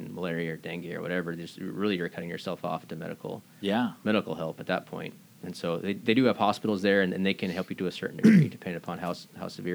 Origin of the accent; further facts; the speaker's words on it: Camano Island, Washington, United States; moved away as an adult; I grew up here on Camino Island.